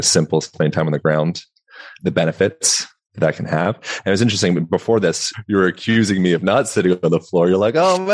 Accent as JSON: {"language": "English", "town": "Lancaster", "region": "Pennsylvania", "country": "United States", "tie": "born or raised there", "also_born_or_lived": "Hawaii / Boulder, Colorado / Bend, Oregon", "moved": "yes", "said": "Amish country, Lancaster, Pennsylvania, notorious for the Amish country"}